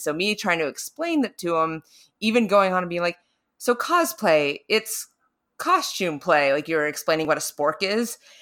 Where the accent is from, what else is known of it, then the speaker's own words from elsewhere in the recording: North Carolina, United States; moved away; I don't have too strong of an accent, but I'm originally from North Carolina.